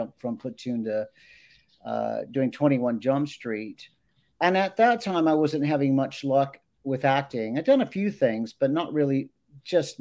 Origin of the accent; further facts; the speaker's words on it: Los Angeles, California, United States; I grew up in Los Angeles